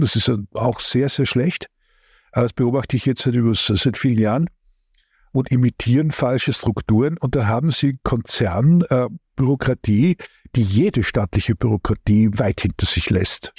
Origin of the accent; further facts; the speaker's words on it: Austria; ich bin ja Österreicher